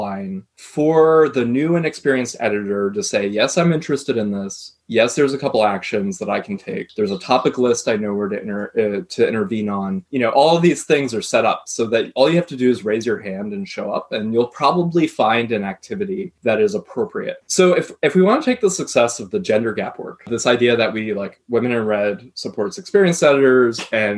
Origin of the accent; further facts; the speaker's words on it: United States; I come from the United States